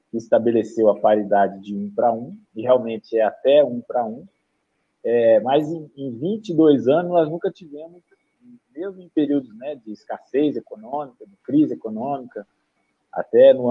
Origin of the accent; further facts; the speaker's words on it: Minas Gerais, Brazil; eu sou mineiro, lá em Minas, o, o estado de Minas não está honrando o pagamento das pensões